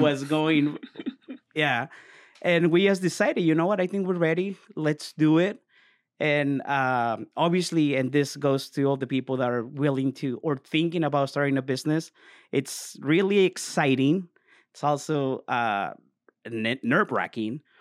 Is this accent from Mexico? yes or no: yes; Mexico; moved away; born and raised in Mexico.